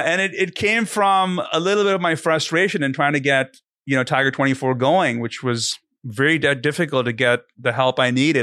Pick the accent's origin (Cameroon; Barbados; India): India; moved away; I'm from India originally